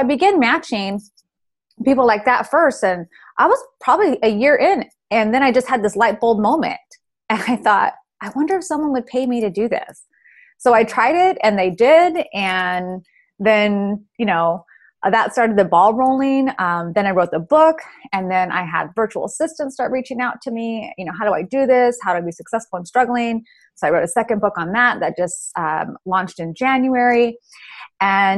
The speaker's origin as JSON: {"language": "English", "region": "California", "country": "United States", "tie": "born or raised there", "moved": "as an adult", "lives_now": "Georgia, United States", "said": "I moved back home to my home state of California"}